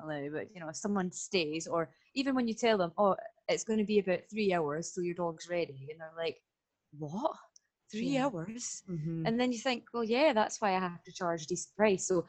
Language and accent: English; Stirling, Scotland, United Kingdom; I am from Stirling in Scotland